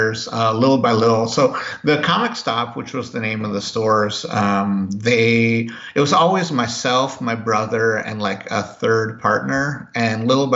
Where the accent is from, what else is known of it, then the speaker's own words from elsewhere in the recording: Seattle, Washington, United States; also born or lived in Missoula, Montana; we moved to Seattle, to the Seattle area, when I was 6. And so I've spent the rest of my life more or less in the Northwest